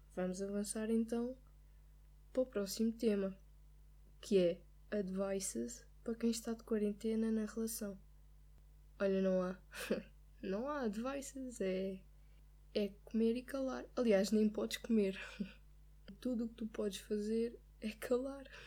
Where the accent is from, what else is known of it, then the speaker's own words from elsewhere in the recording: Lisbon, Portugal; eu sou de Lisboa, eu, já, eu conduzo em Lisboa